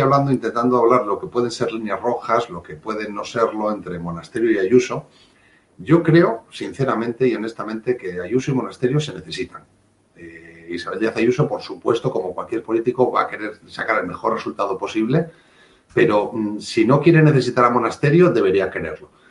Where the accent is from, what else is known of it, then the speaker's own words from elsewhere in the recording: Asturias, Spain; como buen asturiano